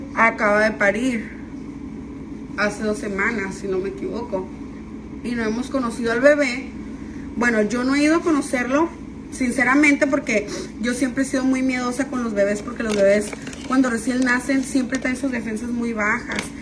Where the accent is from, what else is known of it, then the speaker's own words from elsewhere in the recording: San Luis Río Colorado, Sonora, Mexico; yo soy de San Luis Río Colorado